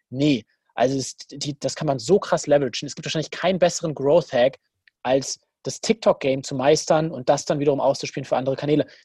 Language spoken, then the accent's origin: German; Dortmund, North Rhine-Westphalia, Germany; Ich muss ihn eh feiern als Dortmunder.